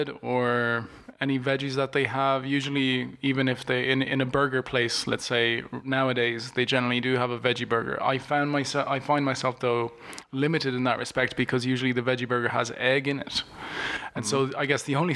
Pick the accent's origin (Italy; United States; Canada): Italy; moved away; I'm originally from Italy